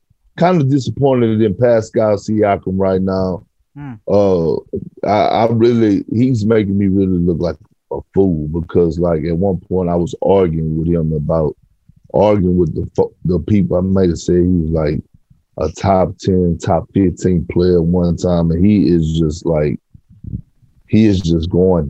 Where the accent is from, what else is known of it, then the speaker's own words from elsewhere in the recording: Toronto, Ontario, Canada; I grew up in Toronto. I'm a ride or die Raptors fan.